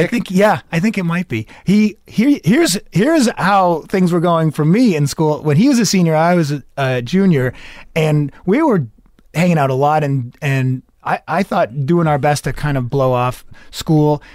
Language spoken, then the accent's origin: English; Medford, Massachusetts, United States; also born or lived in New York; I was born in New York and raised in the Boston area